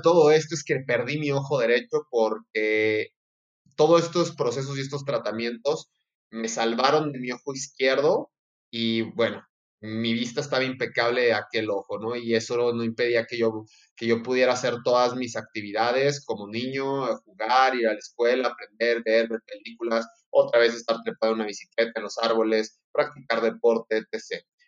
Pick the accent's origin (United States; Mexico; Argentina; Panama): Mexico; Durango; also born or lived in Salamanca, Guanajuato; nacido en la ciudad de Salamanca, Guanajuato, pero por azares del destino, por trabajo de mi padre, yo caí a vivir a, Durango, así es que soy norteño a más no poder